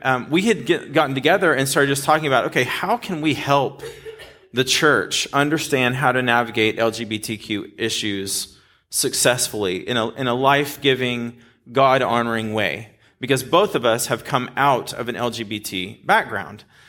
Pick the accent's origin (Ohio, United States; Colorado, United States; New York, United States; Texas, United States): Texas, United States; Dallas; now in California, United States; I grew up in this area, like North Dallas